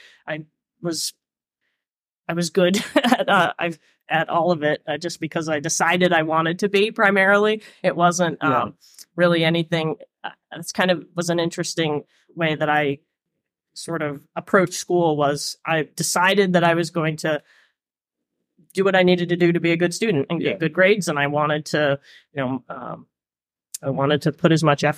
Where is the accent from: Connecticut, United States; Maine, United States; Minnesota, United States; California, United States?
Maine, United States; New Gloucester; my parents are not from Maine, so I'm not sure if I'm a true Mainer or not, depending on your definition.